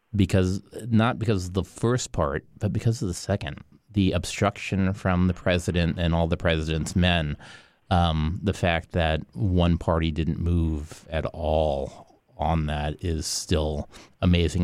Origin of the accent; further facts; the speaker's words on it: Miami, Florida, United States; I grew up in Miami.